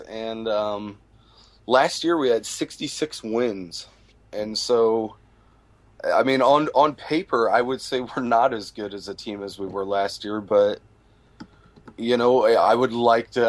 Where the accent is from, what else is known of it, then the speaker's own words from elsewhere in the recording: Midwest, United States; born and raised in the Midwest